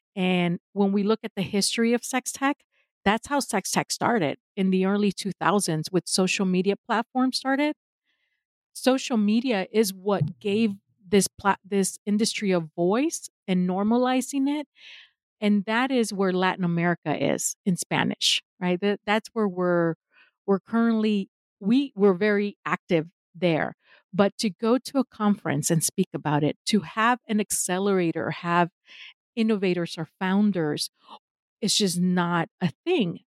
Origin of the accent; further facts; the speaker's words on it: Mexico; now in United States; I am in the United States, although I am originally from Mexico. I am based in the US. This is where I got my education and I stayed here